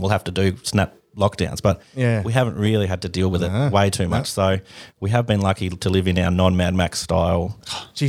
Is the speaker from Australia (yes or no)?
yes; Claremont, Tasmania, Australia; Claremont, I grew up in Claremont